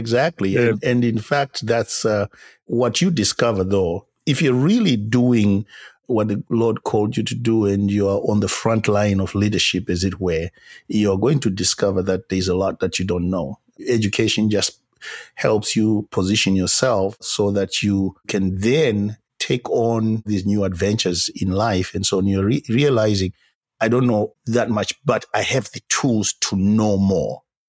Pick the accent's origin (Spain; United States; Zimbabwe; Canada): Zimbabwe; I am from Zimbabwe, if people can find it on a map.